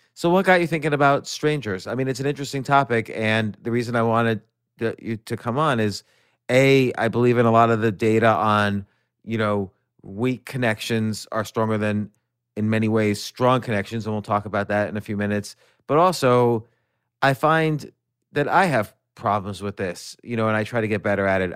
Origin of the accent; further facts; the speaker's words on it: New York City, New York, United States; I was born in New York City, I grew up around there